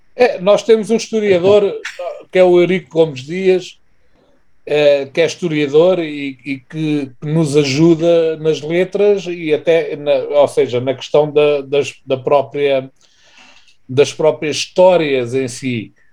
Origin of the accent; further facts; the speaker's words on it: Portugal; nós somos portugueses, cantamos em português.